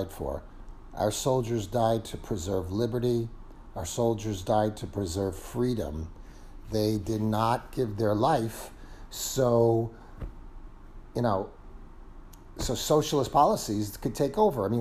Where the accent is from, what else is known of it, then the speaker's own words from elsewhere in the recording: New York City, New York, United States; moved away as an adult; I'm originally from New York City. I haven't lived there for about 16 years now